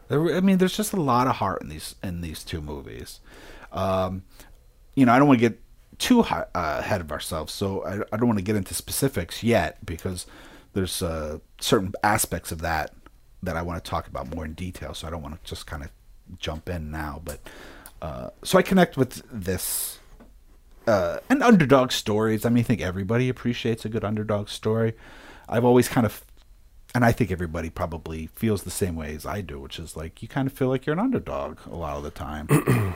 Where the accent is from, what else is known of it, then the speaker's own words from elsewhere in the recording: Philadelphia, Pennsylvania, United States; moved away; also born or lived in upstate New York; I grew up in Philadelphia, and then when my mom did remarry, we left Philadelphia